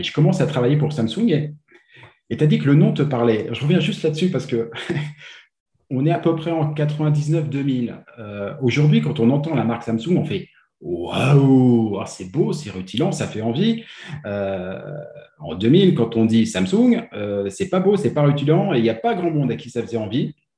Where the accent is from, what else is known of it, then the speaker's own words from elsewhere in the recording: France; moved away as an adult; now in Quebec, Canada; je viens de France.